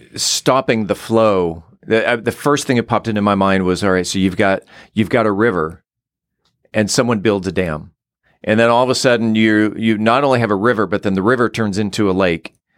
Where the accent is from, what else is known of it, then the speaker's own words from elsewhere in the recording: San Diego, California, United States; growing up in San Diego, where it was always seventy-five year round